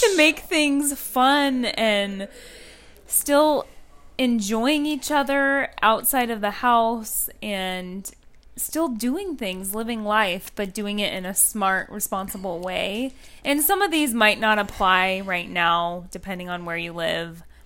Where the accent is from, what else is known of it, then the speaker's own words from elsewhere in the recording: West Coast, United States; moved away; the West Coast, even where I grew up